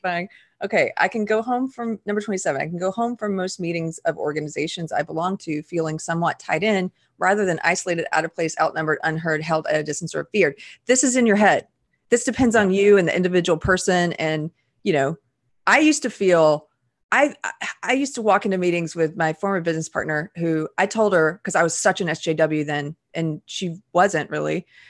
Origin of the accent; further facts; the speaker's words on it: the South, United States; I am a Southerner